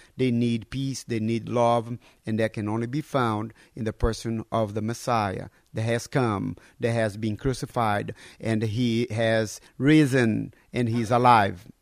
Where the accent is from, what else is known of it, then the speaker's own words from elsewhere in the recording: North Brazil, Brazil; moved away as an adult; also born or lived in Alabama, United States / Pennsylvania, United States / Texas, United States; now in Lithuania; I was born and raised in North, North Brazil